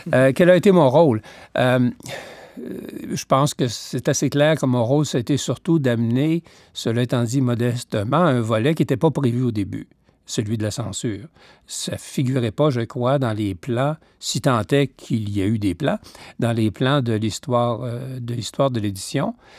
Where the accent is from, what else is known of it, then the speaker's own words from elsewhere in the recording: Quebec, Canada; moved away as an adult; also born or lived in Toronto, Canada / Victoria, Canada; je voulais bien revenir au Québec